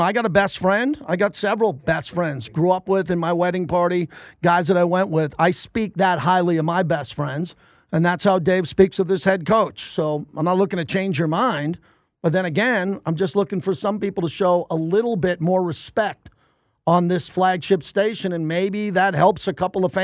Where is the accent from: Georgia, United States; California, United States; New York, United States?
New York, United States; now in Las Vegas, United States; I grew up in New York